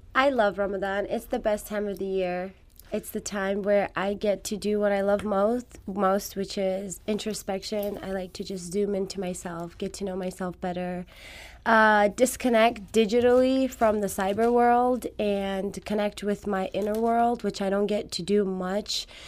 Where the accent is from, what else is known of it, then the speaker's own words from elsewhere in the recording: Afghanistan; first language Farsi; English is a second language; moved away; I was born in Afghanistan, so my first language is Farsi.